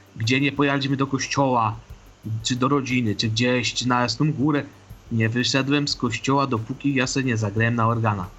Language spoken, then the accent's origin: Polish; Ożarowice, Silesian Voivodeship, Poland; Ja pochodzę z Ożarowic, to jest Górny Śląsk.